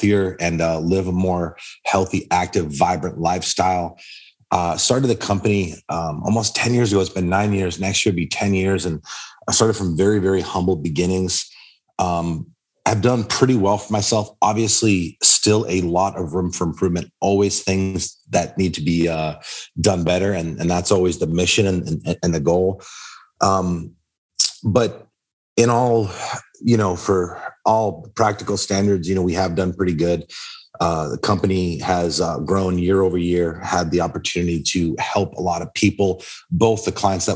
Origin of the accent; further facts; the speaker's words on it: Boston, Massachusetts, United States; I'm from Boston, born and raised